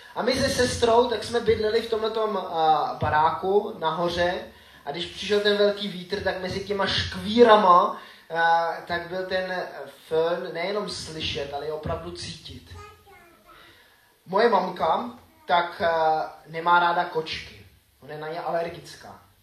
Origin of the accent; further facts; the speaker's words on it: Grindelwald, Bern, Switzerland; also born or lived in Frýdlant / Frenštát; now in Czech Republic; Vyrůstal jsem ve Švýcarsku tady v tom baráku.